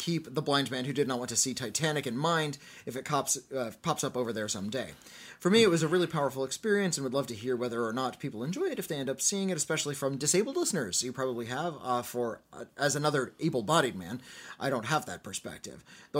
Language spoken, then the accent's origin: English; Finland; English is a second language; The film is from my home country of Finland, and it was released here just this year.